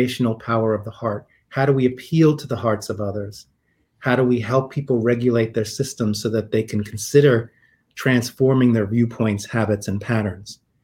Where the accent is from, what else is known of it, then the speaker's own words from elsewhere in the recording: New York City, New York, United States; growing up in New York City. I'm a Queens boy